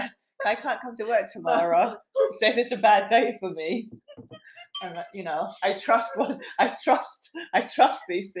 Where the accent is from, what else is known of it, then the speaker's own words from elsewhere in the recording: England, United Kingdom; born there; I mean, I was born in England, so I think my mum would always give, like, wanted to give us a easy name to pronounce.